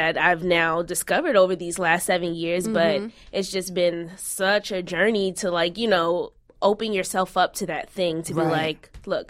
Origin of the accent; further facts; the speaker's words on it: Baltimore, Maryland, United States; moved away as an adult; now in Los Angeles, United States; I'm from Baltimore, first mm-hmm. of all. And when I was there, I just grew up there.